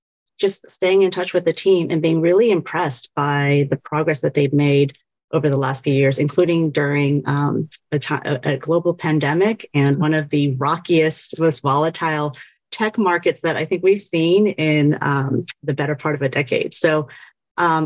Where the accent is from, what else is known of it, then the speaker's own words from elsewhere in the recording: Virginia, United States; I grew up in Virginia